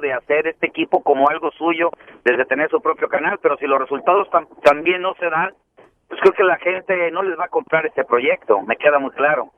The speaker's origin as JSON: {"language": "Spanish", "town": "Tepic", "region": "Nayarit", "country": "Mexico", "tie": "born or raised there", "said": "Soy originario de Tepic, Nayarit"}